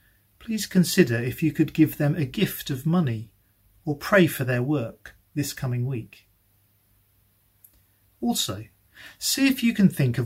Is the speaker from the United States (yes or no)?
no; United Kingdom; we're very British.